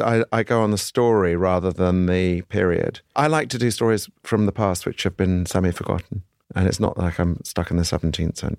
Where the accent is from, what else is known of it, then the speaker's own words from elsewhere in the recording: United Kingdom; I'm a Brit